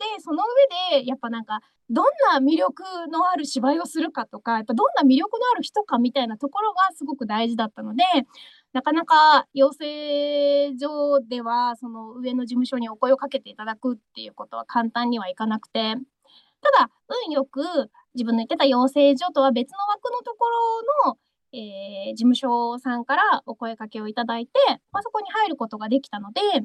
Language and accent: Japanese; Yonabaru, Okinawa, Japan; moved away as an adult; now in Tokyo, Japan; 私、はあの与那原町出身